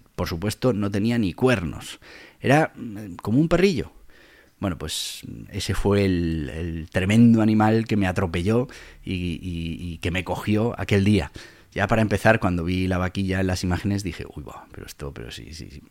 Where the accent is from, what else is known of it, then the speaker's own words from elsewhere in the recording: Madrid, Community of Madrid, Spain; also born or lived in Caparroso, Navarre; siempre eres el de Madrid